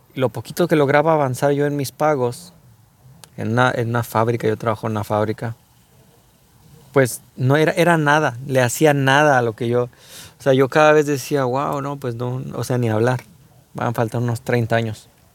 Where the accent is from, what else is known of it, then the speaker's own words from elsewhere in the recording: Mexico; como mexicanos